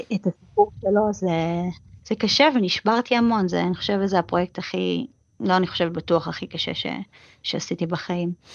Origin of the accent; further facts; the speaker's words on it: Israel; moved away as an adult; now in New York, United States; אני ישראלית שנמצאת פה זמן קצר